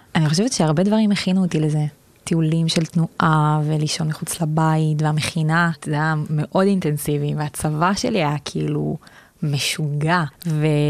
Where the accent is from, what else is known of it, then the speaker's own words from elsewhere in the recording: Southern District, Israel; moved away as an adult; also born or lived in Tel Aviv; אני מהדרום, מהצד השני